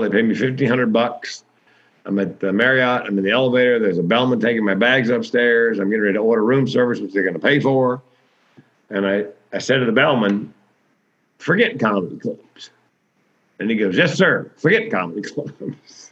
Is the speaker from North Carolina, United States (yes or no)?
yes; Raleigh, North Carolina, United States; moved away; it's Raleigh, it's my hometown